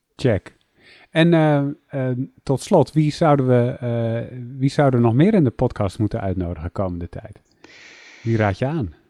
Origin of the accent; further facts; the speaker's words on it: Netherlands; ik ben opgegroeid in Nederland.